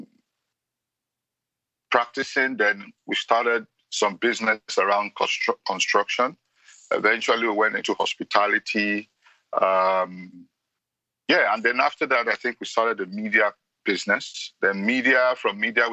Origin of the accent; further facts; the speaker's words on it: Nigeria; I'm from Nigeria